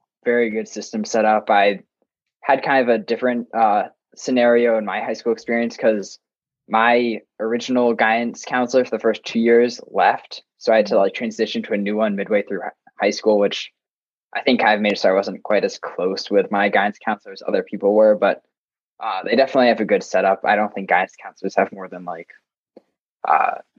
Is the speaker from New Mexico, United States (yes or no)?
no; Boston, Massachusetts, United States; I'm from Massachusetts, Boston area